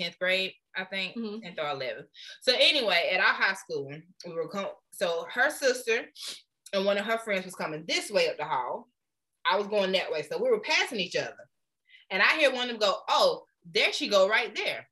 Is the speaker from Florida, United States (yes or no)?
yes; Florida, United States; moved away; also born or lived in Anderson; when we was growing up in Florida